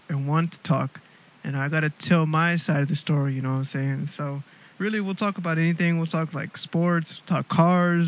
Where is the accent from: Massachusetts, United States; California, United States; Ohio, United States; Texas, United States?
Texas, United States; Houston; moved away as an adult; now in Melbourne, Australia; I'm originally from Houston, Texas, born and raised. I'm living in Melbourne, Australia